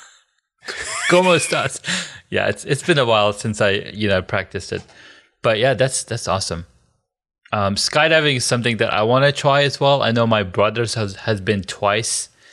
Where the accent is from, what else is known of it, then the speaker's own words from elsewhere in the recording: Corona, California, United States; moved away; I grew up in Cal, Corona, California.